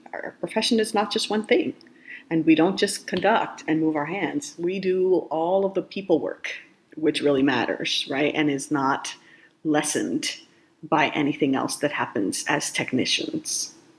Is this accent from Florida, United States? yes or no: yes; Miami, Florida, United States; I grew up in Miami, Florida